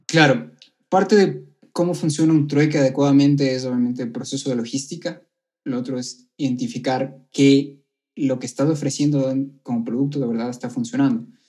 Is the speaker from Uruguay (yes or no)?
no; Ecuador; also born or lived in Colombia; yo soy ecuatoriano